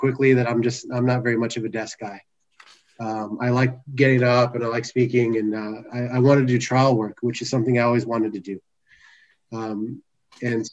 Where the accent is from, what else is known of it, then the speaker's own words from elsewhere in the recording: El Paso, Texas, United States; moved away as an adult; also born or lived in San Antonio, Texas; now in San Diego, United States; originally I was born and raised in El Paso, Texas